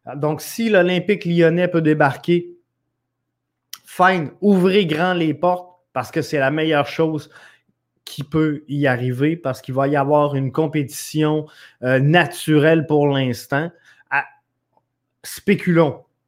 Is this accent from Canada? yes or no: yes; Quebec City, Quebec, Canada; originairement, je viens de, de Neuchâtel. Alors, euh, c'est, euh, mon petit, euh, patelin à moi